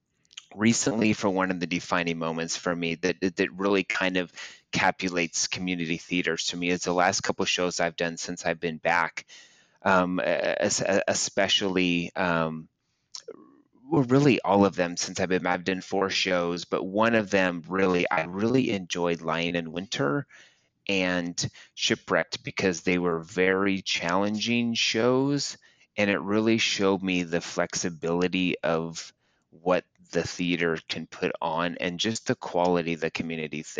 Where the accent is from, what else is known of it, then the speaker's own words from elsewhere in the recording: Aurora, Nebraska, United States; I grew up in Aurora